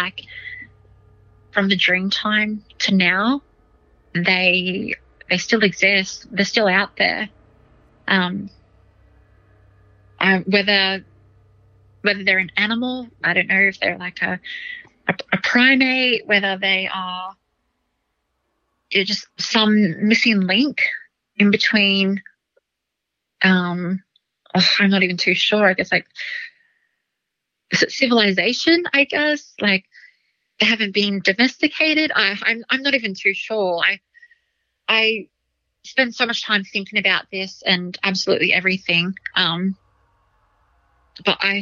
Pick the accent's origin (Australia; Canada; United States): Australia; Blackwater, Queensland; I grew up in Blackwater in central Queensland